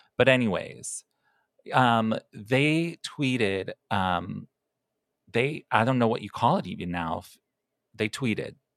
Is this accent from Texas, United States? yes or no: no; Chicago, Illinois, United States; I'm from Chicago